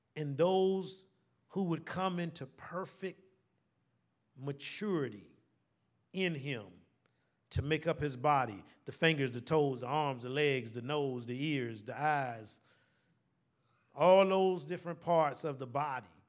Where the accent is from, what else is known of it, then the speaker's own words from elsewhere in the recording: Savannah, Georgia, United States; Born and raised here in Savannah